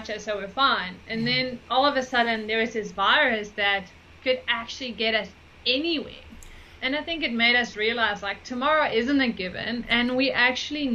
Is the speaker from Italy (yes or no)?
no; Netherlands; moved away; also born or lived in United States; I'm originally from the Netherlands